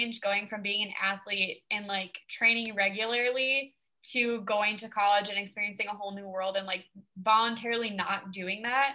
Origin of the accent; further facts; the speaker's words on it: Fargo, North Dakota, United States; also born or lived in Wahpeton, North Dakota; I am from Fargo, North Dakota.